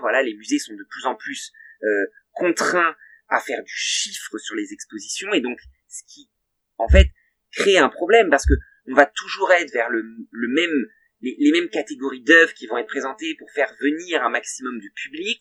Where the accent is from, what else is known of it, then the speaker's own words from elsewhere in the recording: Val d'Oise, Île-de-France, France; dans le Val d'Oise, dont je suis originaire